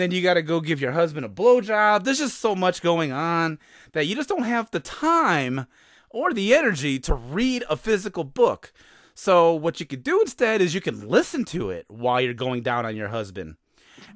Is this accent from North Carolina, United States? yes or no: no; Chicago, Illinois, United States; I'm from Chicago